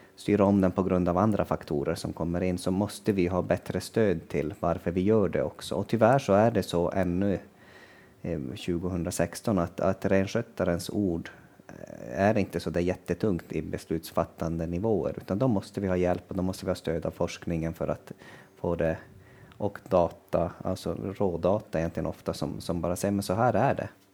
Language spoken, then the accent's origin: Swedish; Kiruna area, Norrbotten County, Sweden; hemma i Kirunaområdet